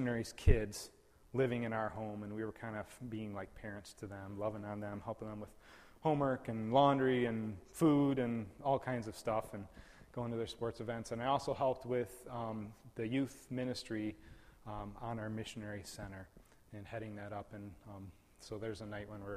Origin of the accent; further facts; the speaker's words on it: West Michigan, United States; also born or lived in Papua New Guinea; I was born and raised in West Michigan